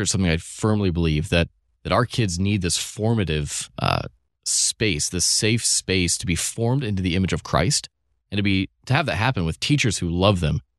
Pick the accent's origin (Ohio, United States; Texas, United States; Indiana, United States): Indiana, United States; Evansville; moved away as an adult; now in St. Louis, United States; I grew up in Evansville, Indiana.